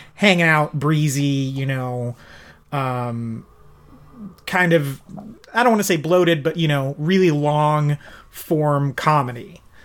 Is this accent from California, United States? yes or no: yes; Bakersfield, California, United States; I'm from Bakersfield, California